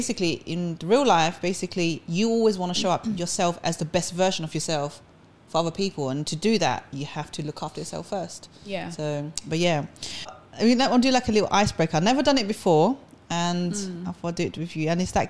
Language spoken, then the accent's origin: English; London, United Kingdom; accent: London; she said she liked my London accent.